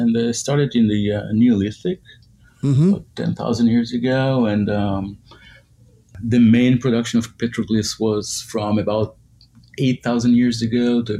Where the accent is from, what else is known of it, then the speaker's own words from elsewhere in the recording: Israel; moved away as an adult; now in United States; I was born in Israel, studied architecture. Came to the United States about 25 years ago